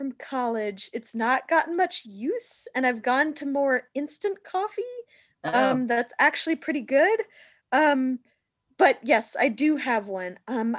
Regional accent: Portland, Oregon, United States; I am from Portland, Oregon.

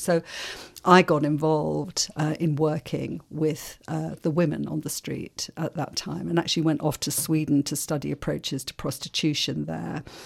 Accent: London, United Kingdom; accent: English; moved away as an adult; also born or lived in Ireland; now in Melbourne, Australia; I was seven when we came to London. And so I grew up in London

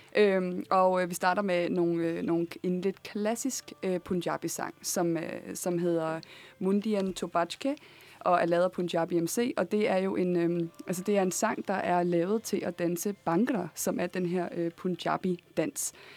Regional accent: Copenhagen, Capital Region of Denmark, Denmark; jeg er opvokset på Nørrebro

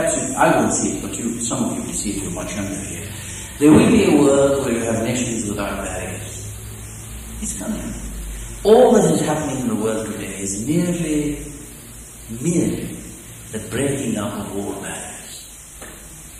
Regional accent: Lebanon; moved away as an adult; also born or lived in Nazareth, Israel; I live in Lebanon, I educated there

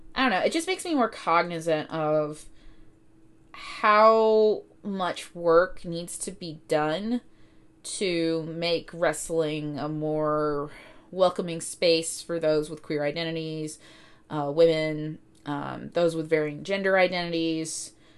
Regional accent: Cartersville, Georgia, United States; I grew up in Northwest Georgia, uh, specifically in, um, Cartersville.

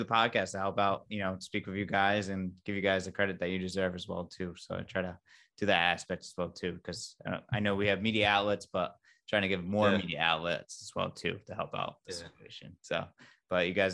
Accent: Westerly, Rhode Island, United States; moved away as an adult; also born or lived in Boston / Providence / Dallas, Texas; I'm from Westerly. I was born and raised in Westerly, Rhode Island.

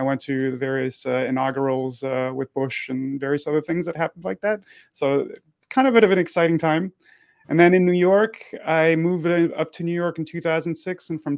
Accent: Montreal, Quebec, Canada; born there; also born or lived in United States; So I was born in Montreal. I lived in the United States from 89 to 2010.

